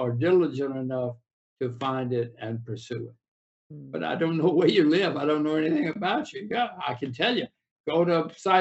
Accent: United States; I'm an American.

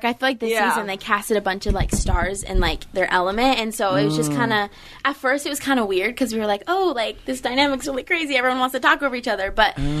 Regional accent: Utah, United States; like, we're all from Utah, so our votes were split three ways.

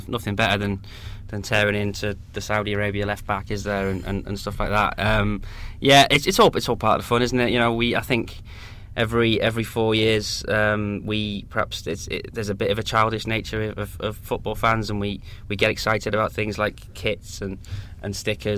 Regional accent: Wales, United Kingdom; as a Welsh youngster, sort of growing up and watching World Cups

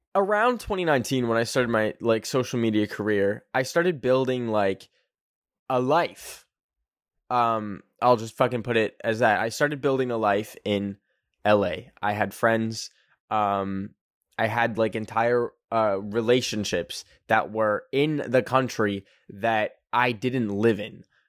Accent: Canada; I am a Canadian. I am not an American.

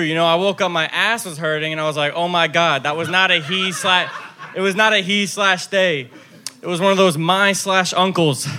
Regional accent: Fort Lauderdale, Florida, United States; I'm actually from Fort Lauderdale

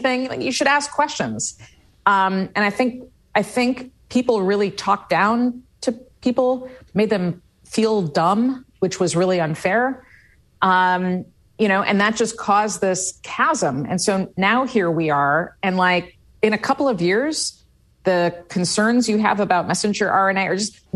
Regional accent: Midwest, United States; I grew up in the Midwest

